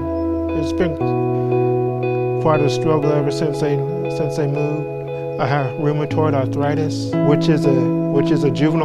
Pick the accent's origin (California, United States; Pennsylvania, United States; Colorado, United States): Colorado, United States; Colorado Springs; also born or lived in Chinook, Kansas; now in San Antonio, United States; Originally, I'm from Colorado Springs, Colorado. Moved to Chinook, Kansas with my adopted parents. And then from there, we moved here to San Antonio, and I went to Lee High School